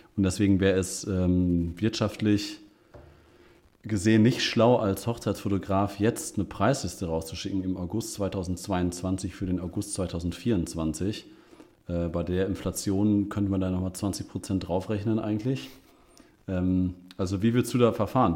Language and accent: German; Münster, North Rhine-Westphalia, Germany; ich als Münsteraner